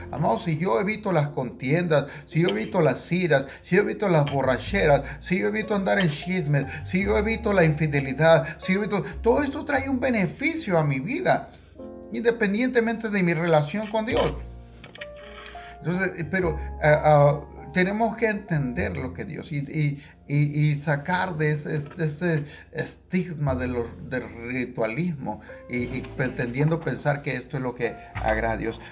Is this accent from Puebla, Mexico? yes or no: no; Tangamandapio, Michoacán, Mexico; en Tangamandapio, mi pueblo natal